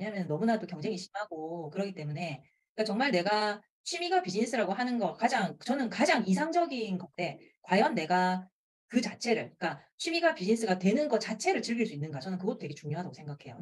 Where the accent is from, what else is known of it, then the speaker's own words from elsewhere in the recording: Busan, South Korea; accent: Busan dialect; 부산 사투리를 가르치고